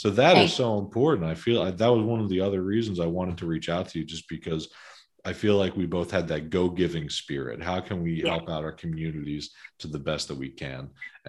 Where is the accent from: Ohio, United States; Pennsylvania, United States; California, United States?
Pennsylvania, United States; Philadelphia; moved away as an adult; now in Bucks County, United States; my background is I grew up in Northeast Philadelphia, and I moved to Bucks County about 7 years ago